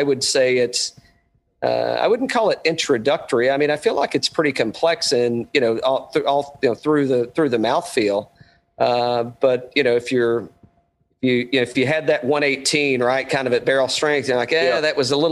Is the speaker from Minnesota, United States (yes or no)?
no; East Tennessee, United States; moved away; I grew up in East Tennessee